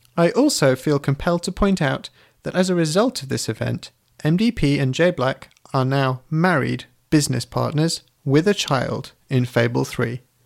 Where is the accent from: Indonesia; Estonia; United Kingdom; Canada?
United Kingdom; I'm British